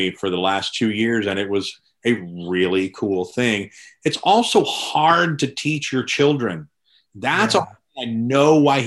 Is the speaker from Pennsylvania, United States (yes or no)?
no; Louisville, Kentucky, United States; moved away as an adult; also born or lived in Kansas City; I'm originally from Louisville, Kentucky. And then I kind of grew up there. I spent some years in Louisiana and then moved back to Louisville